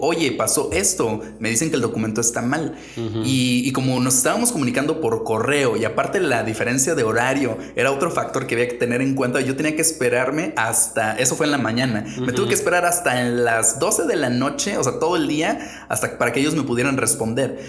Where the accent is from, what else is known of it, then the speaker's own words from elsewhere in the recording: Mexico; moved away as an adult; also born or lived in Japan / China; yo soy mexicano, no tengo pasaporte de otro país